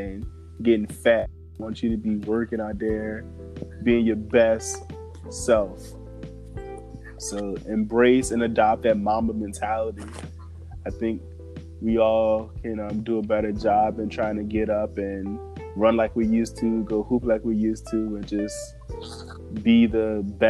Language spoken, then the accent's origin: English; Richmond, Virginia, United States; moved away as an adult; also born or lived in Chicago / Atlanta; now in Tampa, United States; I'm from Richmond, Virginia, but I left Richmond to move, and I went to school out of state